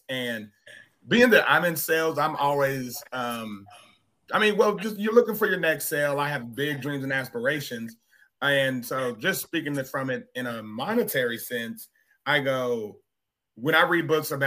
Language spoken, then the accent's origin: English; Arkansas, United States; I'm from Arkansas